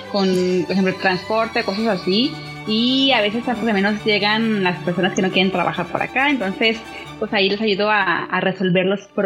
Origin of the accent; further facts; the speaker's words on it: Mexico; moved away as an adult; now in Japan; Bueno, eh, soy una mexicana acá en Japón. Ya tengo 18 años por acá.